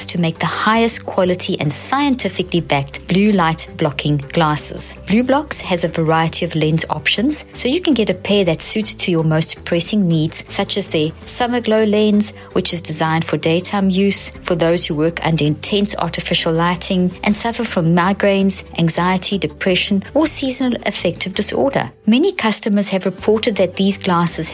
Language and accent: English; South Africa; I grew up in South Africa, the apartheid South Africa